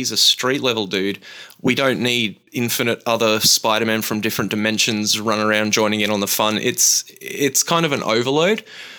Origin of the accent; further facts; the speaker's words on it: Brisbane, Queensland, Australia; my hometown of Brisbane